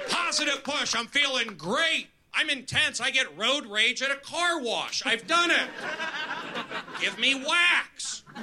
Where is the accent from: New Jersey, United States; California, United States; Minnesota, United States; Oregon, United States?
California, United States; the Valley; I'm from the Valley, 818 till I die.